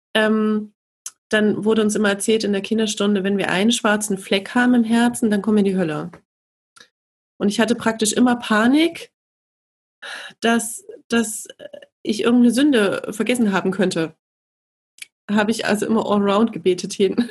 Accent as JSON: {"language": "German", "town": "Leipzig", "region": "Saxony", "country": "Germany", "said": "ich komme aus Leipzig"}